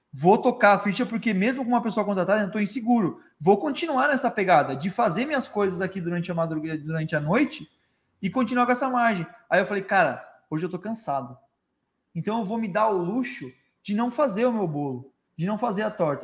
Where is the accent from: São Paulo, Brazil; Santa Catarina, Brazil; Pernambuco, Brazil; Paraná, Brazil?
Santa Catarina, Brazil; Florianópolis; moved away as an adult; now in Tubarão, Brazil; E eu sou de Florianópolis